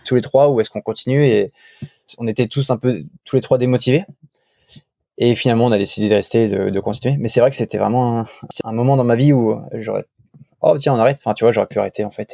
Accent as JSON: {"language": "French", "country": "France", "also_born_or_lived": "Paris / London / Kuwait / Tokyo", "moved": "as an adult", "said": "c'était mon pays, j'étais avec des Français"}